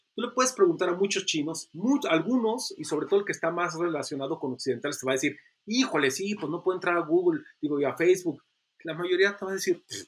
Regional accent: Mexico; also born or lived in China

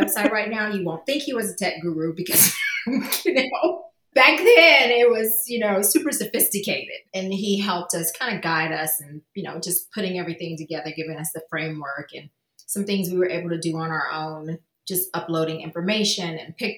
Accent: Atlanta, Georgia, United States; I'm originally from Atlanta

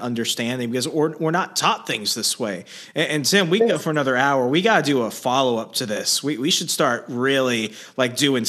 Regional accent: Arizona, United States; growing up in Arizona

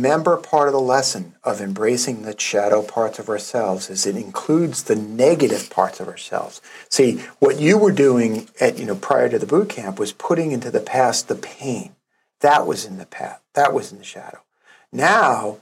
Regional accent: New York City, New York, United States; I'm a kid from Brooklyn.

